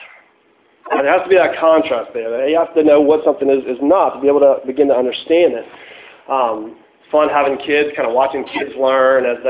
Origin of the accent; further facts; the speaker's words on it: Tallahassee, Florida, United States; I'm from Tallahassee